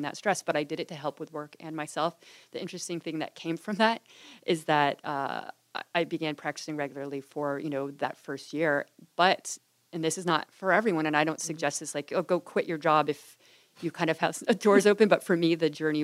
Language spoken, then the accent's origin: English; Boulder, Colorado, United States; moved away as an adult; now in California, United States; I grew up in Boulder, Colorado, where there's a large Buddhist community